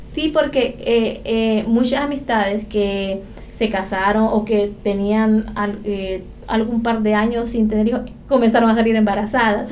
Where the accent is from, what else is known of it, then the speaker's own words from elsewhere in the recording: La Ceiba, Atlántida, Honduras; soy de La Ceiba, eh, Atlántida, la costa de Honduras